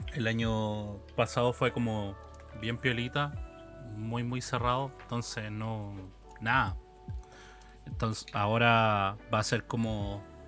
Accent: Chile; como sociedad chilena

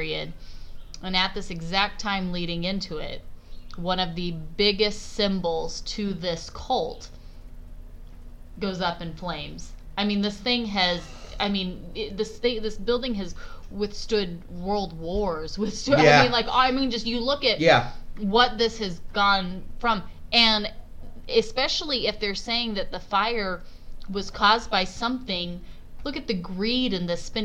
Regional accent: Southern California, United States; we're from Southern California

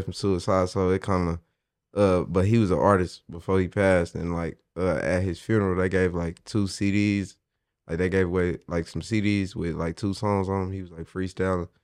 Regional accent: Midwest City, Oklahoma, United States; I'm from Midwest City, Oklahoma, man. But I really rep the whole state

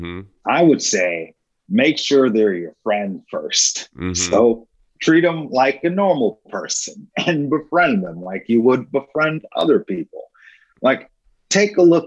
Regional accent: New York, United States; moved away as an adult; now in Kansas City, United States; I was born and raised in New York, but I moved to Kansas City in 2008

